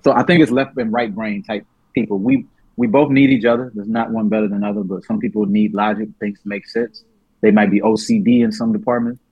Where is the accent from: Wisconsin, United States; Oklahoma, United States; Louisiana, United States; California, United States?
Louisiana, United States; New Orleans; I was born in New Orleans